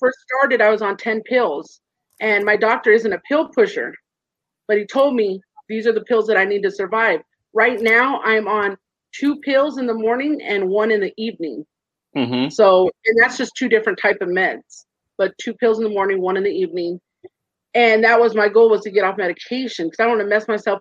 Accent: Orange County, California, United States; also born or lived in high desert, California; I'm from California, born and raised in Orange County, but now I'm in the high desert.

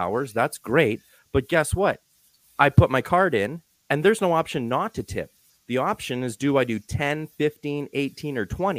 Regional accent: Calgary, Alberta, Canada; I'm from Calgary, Canada.

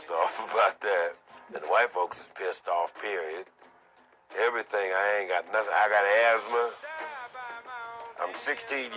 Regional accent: West Virginia, United States; I'm from West Virginia

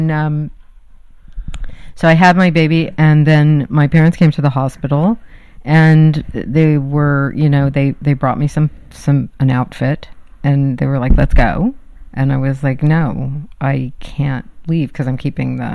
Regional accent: Palos Verdes, California, United States; I grew up in Palos Verdes.

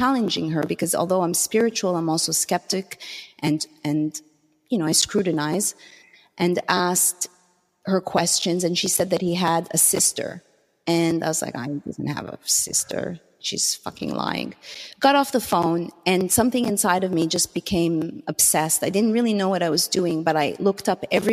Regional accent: Canada; moved away as an adult; now in Los Angeles, United States; as a Canadian, again, having grown up, have been raised taking, I guess, health for granted

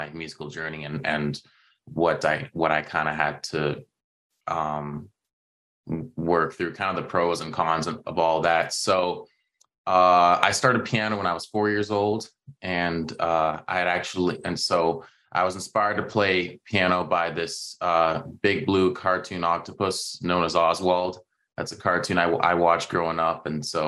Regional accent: Toronto, Ontario, Canada; growing up in the Toronto area

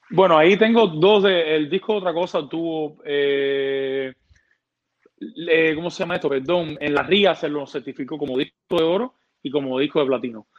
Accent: Santa Clara, Villa Clara, Cuba; moved away as an adult; also born or lived in Havana, Cuba; now in United States; productor cubano. Eh, vengo de Santa Clara, una ciudad del, del centro de la isla de Cuba

